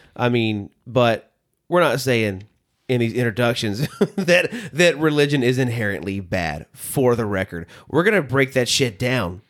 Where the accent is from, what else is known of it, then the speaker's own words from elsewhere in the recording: the South, United States; now in Nashville, United States; I grew up in the South.